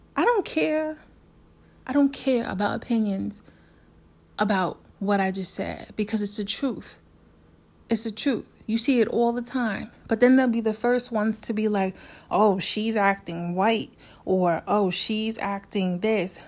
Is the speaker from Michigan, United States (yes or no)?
no; New York, United States; also born or lived in South Korea; I'm from New York